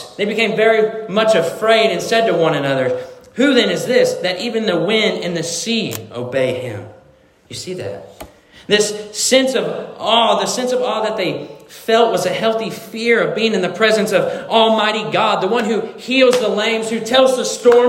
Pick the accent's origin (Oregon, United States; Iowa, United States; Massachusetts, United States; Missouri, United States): Missouri, United States; And so I'm from Missouri, and when I moved down to Missouri, my family had a fox trotting farm, which is horses, right?